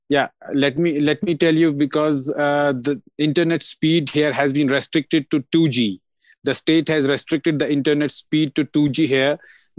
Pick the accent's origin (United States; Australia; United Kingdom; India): India; Indian-administered Kashmir, Jammu and Kashmir; I am from Indian administered Kashmir